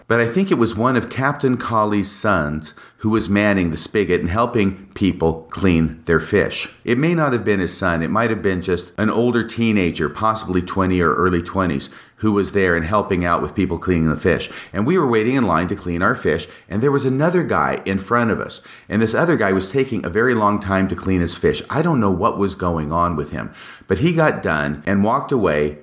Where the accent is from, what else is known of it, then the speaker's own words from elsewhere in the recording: Washington, United States; also born or lived in Texas; we moved from Texas to Washington in nineteen sixty-nine, and in my fourth grade school year from nineteen sixty-nine to nineteen seventy, we lived in a small rental house